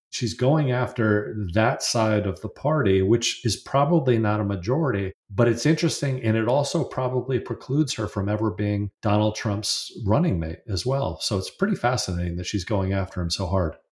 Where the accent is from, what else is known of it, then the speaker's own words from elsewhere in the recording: New York area, United States; I'm from the New York area